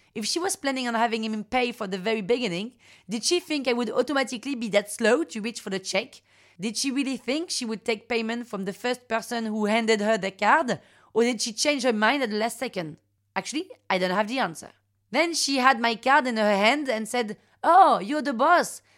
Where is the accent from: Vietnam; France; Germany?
France; Paris, Île-de-France; Parisian, thirty-six